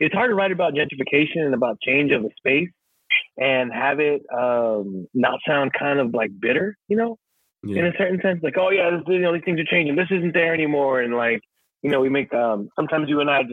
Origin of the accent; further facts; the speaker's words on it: San Francisco, California, United States; as a young kind of Salvadorian growing up in San Francisco, from a family that escaped a war